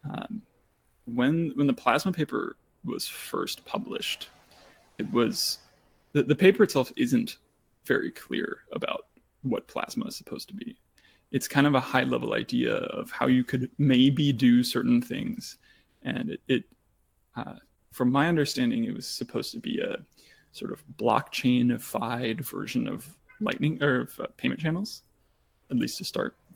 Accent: Germany; born there

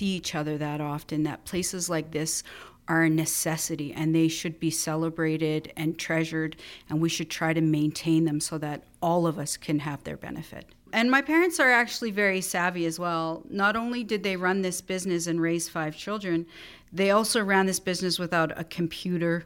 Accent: Calgary, Alberta, Canada; moved away; also born or lived in Winnipeg; I was born and raised in Calgary, and we moved to Winnipeg

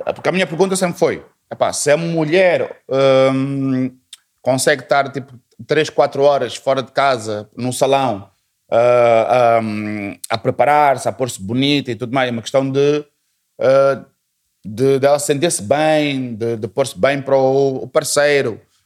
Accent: Portugal; moved away as an adult; also born or lived in unnamed African country of origin; now in Mozambique; a minha passagem foi para Portugal, Portugal, a minha formação toda, a minha família toda também mudou por lá

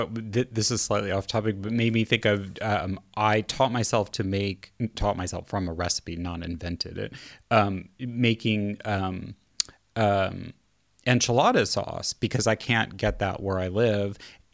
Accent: Kansas City, Missouri, United States; I'm actually from the Midwest too, slightly south of you in Kansas City.

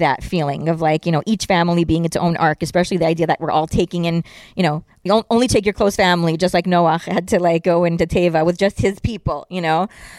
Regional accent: Israel; English is a second language; And I'm like, well, I'm not a New Yorker, I'm an Israeli.

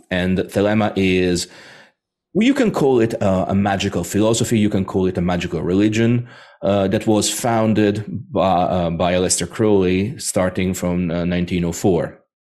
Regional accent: Rome, Lazio, Italy; I was born in Rome

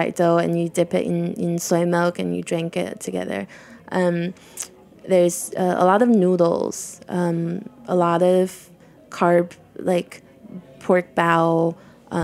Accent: Tangshan, Hebei, China; now in New York, United States; I grew up in Tangshan, which is about 2 hours from Beijing, so I'm from the north.

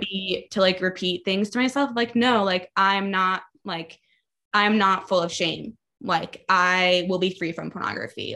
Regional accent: Baltimore, Maryland, United States; I grew up in Baltimore, Maryland

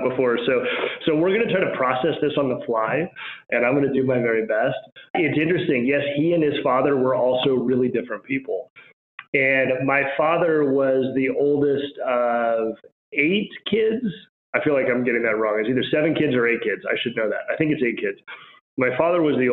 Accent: Albuquerque, New Mexico, United States; also born or lived in Washington, D.C.; So I grew up in Albuquerque, New Mexico

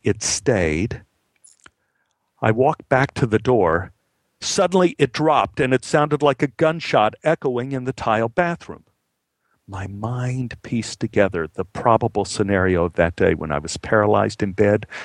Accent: Texas, United States; moved away; also born or lived in Los Angeles / Buffalo; I grew up in Texas where the romance of weather was beaten out of me at an early age

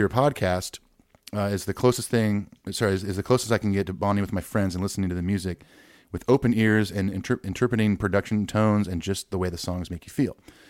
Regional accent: California, United States; now in Los Angeles, United States; Living in the Arts District downtown Los Angeles and growing up in Orange County, like Ethan, I knew I wanted to live here

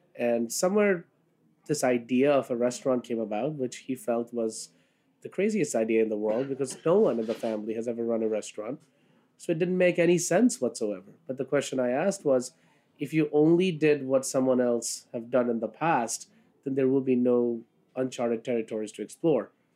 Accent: Kolkata, West Bengal, India; now in New York City, United States; I was born in Calcutta. Uh, that's what it was called then. Now it's called Kolkata, um, and moved here in 1996

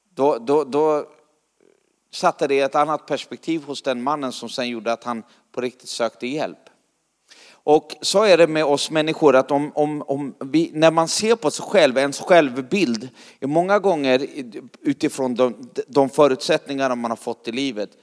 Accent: Sweden; jag kommer från Sverige

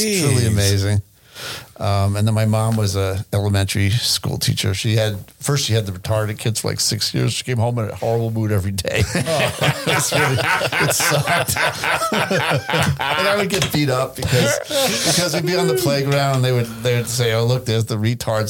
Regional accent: Hewlett, New York, United States; moved away as an adult; also born or lived in Nyack, New York / Valley Stream, New York; now in Southern California, United States; my parents moved when I was in third grade, and we moved to the district where they taught. So we moved from Valley Stream to Hewlett, and we lived in apartments there.

